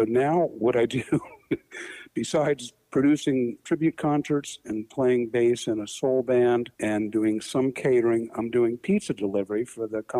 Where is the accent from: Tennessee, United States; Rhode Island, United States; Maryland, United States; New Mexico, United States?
Maryland, United States; Bethesda; also born or lived in Washington, D.C.; I grew up in Bethesda, Maryland. I went to Walter Johnson High School